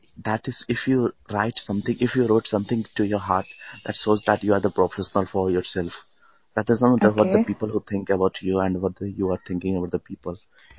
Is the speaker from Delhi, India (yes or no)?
yes; Delhi, India; I'm from Delhi.